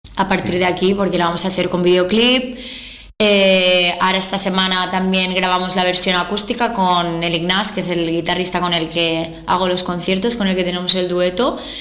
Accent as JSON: {"language": "Spanish", "town": "Malgrat de Mar", "region": "Catalonia", "country": "Spain", "said": "yo soy de Malgrat de Mar, eh, es un pueblo muy pequeño, ¿vale? De costa."}